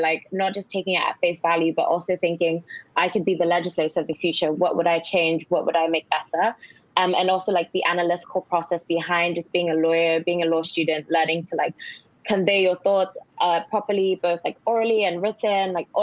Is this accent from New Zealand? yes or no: no; Nigeria; also born or lived in Cambridge, United Kingdom; now in United Kingdom; I grew up in Nigeria, first of all, went to school in Nigeria.